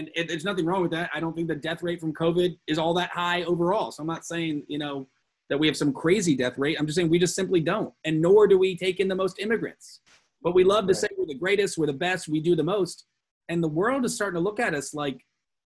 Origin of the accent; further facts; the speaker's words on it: United States; being an American